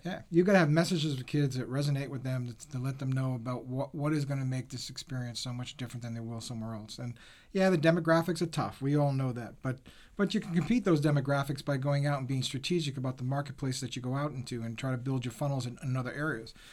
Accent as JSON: {"language": "English", "region": "Rhode Island", "country": "United States", "tie": "born or raised there", "said": "I grew up in Rhode Island"}